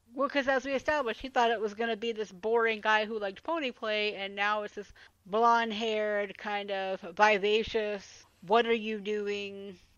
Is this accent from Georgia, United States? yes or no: yes; Atlanta, Georgia, United States; growing up in Atlanta. One thing we always had was a Waffle House